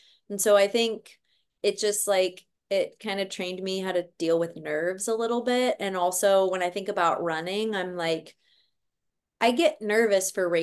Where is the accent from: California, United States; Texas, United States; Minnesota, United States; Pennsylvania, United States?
Minnesota, United States; White Bear Lake; now in Portland, United States; I grew up in White Bear Lake, Minnesota